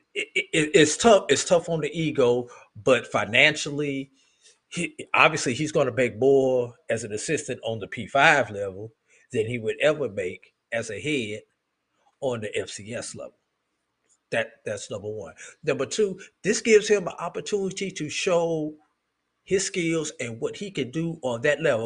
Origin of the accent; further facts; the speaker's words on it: St. Louis, Missouri, United States; growing up in St. Louis, Missouri